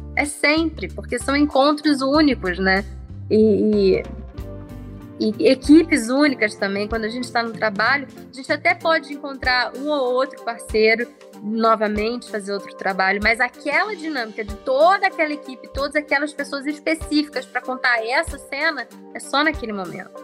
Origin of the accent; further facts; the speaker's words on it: Germany; now in Brazil; têm essa ligação com o meu país natal